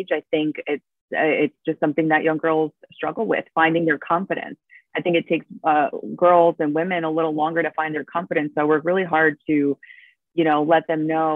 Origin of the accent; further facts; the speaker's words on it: New Jersey, United States; first language Spanish; English is a second language; also born or lived in Argentina; I was born in Argentina. I moved here very young. I was 5 or 6. And then, I grew up in North Jersey